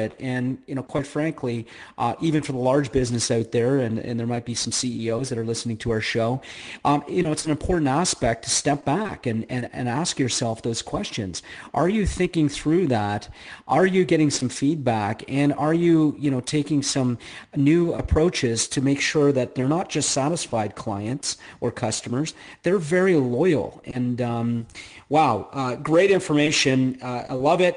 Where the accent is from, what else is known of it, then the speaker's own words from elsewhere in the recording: Canada; I'm Canadian